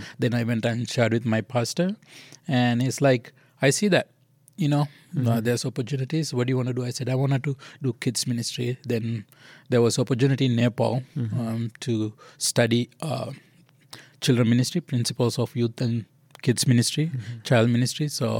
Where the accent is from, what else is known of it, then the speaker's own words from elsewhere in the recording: Kandy, Central Province, Sri Lanka; We're from Kandy. Kandy is mainly the Buddhist city.